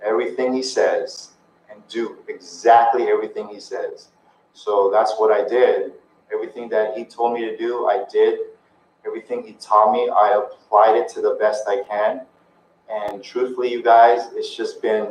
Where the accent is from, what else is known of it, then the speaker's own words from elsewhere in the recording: Philippines; I'm Filipino.